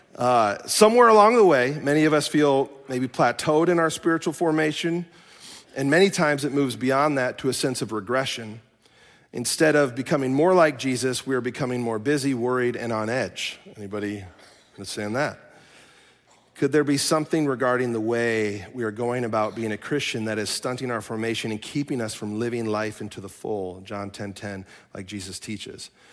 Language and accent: English; Chicago, Illinois, United States; now in Minnesota, United States; I am from Chicago